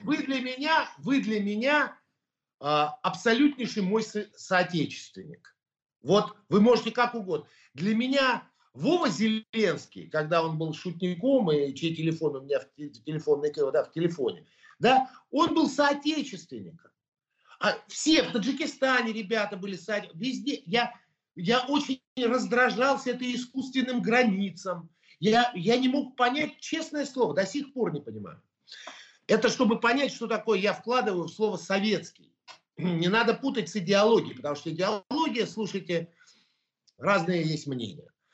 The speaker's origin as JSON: {"language": "Russian", "country": "Russia", "said": "я русский человек. Это говорю всегда и громко. Я армянин этнический, но я русский человек"}